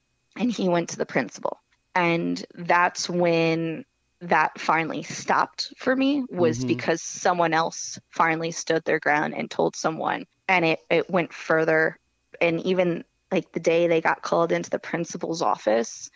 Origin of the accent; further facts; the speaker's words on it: Howell, New Jersey, United States; I grew up in Howell, New Jersey